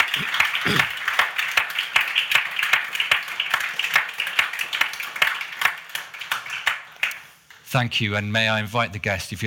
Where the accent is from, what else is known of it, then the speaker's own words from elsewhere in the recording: United Kingdom; moved away; I'm a British guy.